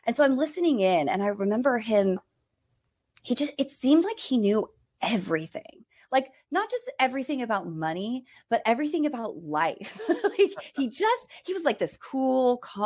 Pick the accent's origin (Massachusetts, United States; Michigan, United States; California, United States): California, United States; Bay Area, near San Francisco; I was born and raised in the Bay Area, like 30 miles outside of San Francisco.